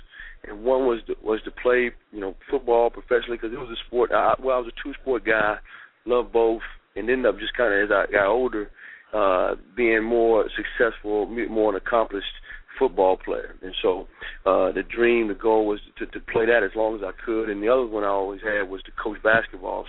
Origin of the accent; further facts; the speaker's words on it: Oxford, North Carolina, United States; moved away as an adult; also born or lived in Texas; now in New Orleans, United States; I'm originally from Oxford, North Carolina. You know, it's a small town. You know, it'd be closest to Raleigh, Durham, the Research Triangle Park in North Carolina. So that was my home, born and raised in the Tar Heel state of North Carolina